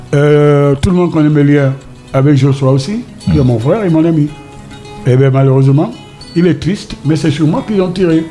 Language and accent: French; Douala, Littoral, Cameroon; also born or lived in Paris; Quand j'étais jeune ici à Douala